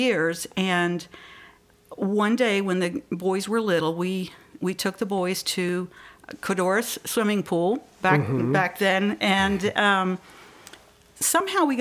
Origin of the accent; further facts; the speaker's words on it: the Bible Belt, the South, United States; moved away as an adult; also born or lived in Maryland; I grew up in the Bible Belt back in the 70s, 60s, 70s, 80s